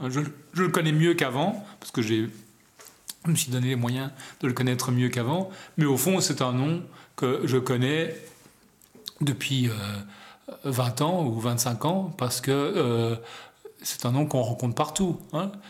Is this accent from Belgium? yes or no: yes; Belgium; born there; moi aussi je suis né en Belgique par hasard